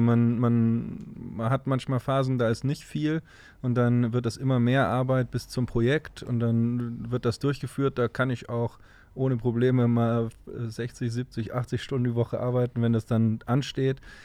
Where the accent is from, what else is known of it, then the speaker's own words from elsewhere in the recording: Cologne, North Rhine-Westphalia, Germany; in Düsseldorf zu arbeiten als Kölner